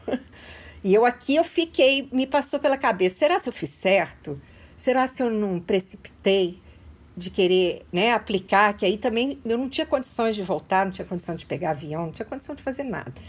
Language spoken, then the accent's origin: Portuguese; Juiz de Fora, Minas Gerais, Brazil; moved away as an adult; also born or lived in Belo Horizonte / Joinville; now in Myrtle Beach, United States; sou natural de Juiz de Fora. Mas morei também 10 anos em Belo Horizonte antes de Joinville